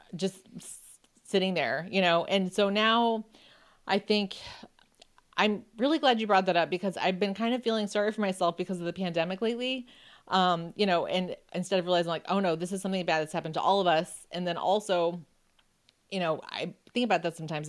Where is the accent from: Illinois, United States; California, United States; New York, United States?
New York, United States; Buffalo; I grew up in Buffalo, so I knew, you know, how to drive on ice and snow and everything